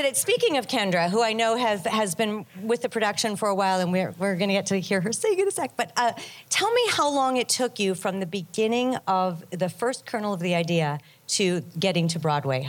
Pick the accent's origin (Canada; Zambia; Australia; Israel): Canada; Winnipeg, Manitoba; my hometown, Winnipeg